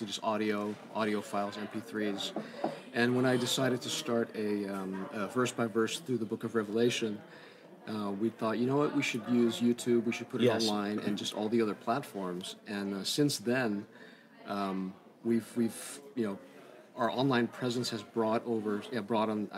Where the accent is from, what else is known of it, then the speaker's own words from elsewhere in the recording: Southern California, United States; moved away as an adult; now in Netherlands; I was born in Holland and then immigrated to the States when I was 8 with my parents, family. Yeah. And I grew up in Southern California